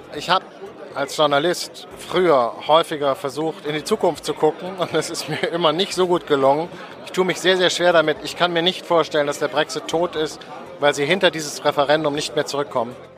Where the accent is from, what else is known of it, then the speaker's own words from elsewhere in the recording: Germany; wir gerade als Deutsche